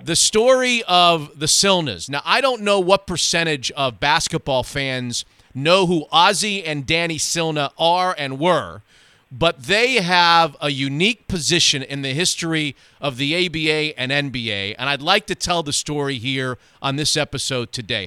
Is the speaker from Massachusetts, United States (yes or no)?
no; South Florida, United States; I'm from South Florida